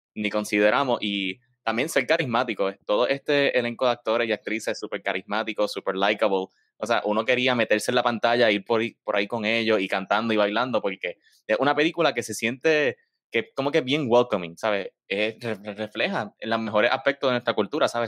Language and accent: Spanish; Puerto Rico; somos puertorriqueños